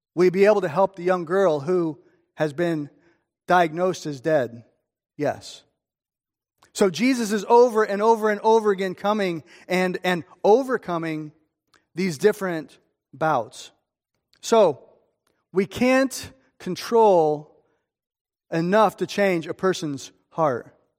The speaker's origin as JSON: {"language": "English", "town": "Streamwood", "region": "Illinois", "country": "United States", "said": "I'm from Streamwood"}